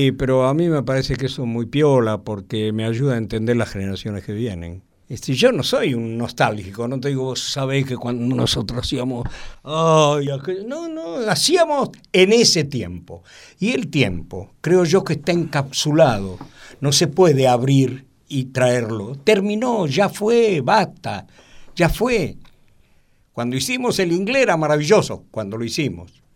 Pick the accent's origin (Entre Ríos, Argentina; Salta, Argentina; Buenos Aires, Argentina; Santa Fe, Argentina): Buenos Aires, Argentina; Ser porteño es amar el lugar donde uno nació